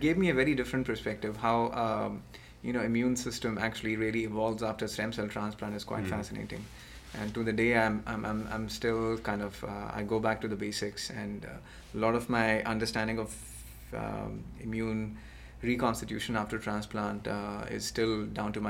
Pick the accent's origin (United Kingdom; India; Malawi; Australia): India; moved away as an adult; also born or lived in Pennsylvania / Gainesville, Florida; now in United States; I'm originally from India, and that's where I did my